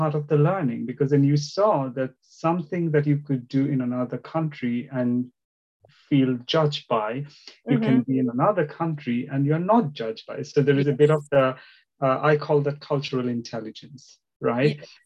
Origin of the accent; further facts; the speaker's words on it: India; English is a second language; also born or lived in Northeast India / South India; now in United Kingdom; I was born in the northeast of India and then moved more towards the southern part of India